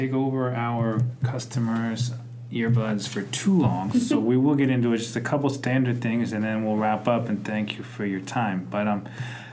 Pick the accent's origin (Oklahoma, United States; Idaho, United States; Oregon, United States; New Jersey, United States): New Jersey, United States; I'm from New Jersey, and my parents were able to pay for my school